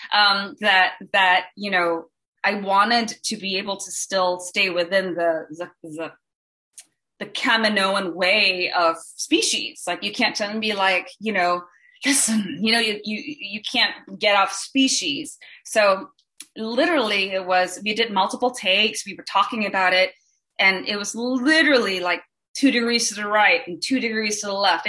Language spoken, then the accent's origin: English; Singapore; moved away; I'm from Singapore originally